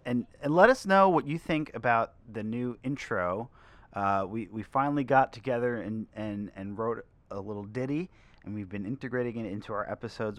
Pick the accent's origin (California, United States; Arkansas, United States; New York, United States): New York, United States; Long Island; now in New York City, United States; growing up on Long Island